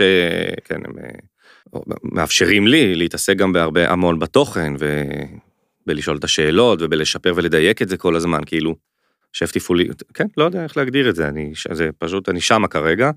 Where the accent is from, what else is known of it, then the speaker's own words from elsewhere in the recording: Jerusalem, Jerusalem District, Israel; moved away; also born or lived in Tel Aviv; מחובר מאוד לירושלים, כאילו גדלתי שם, אבל גדלתי הרבה שם